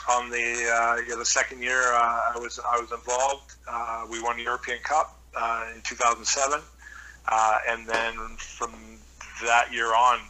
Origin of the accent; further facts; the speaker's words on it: Squamish, British Columbia, Canada; moved away as an adult; also born or lived in North Vancouver / Wales / France; growing up in Squamish in the late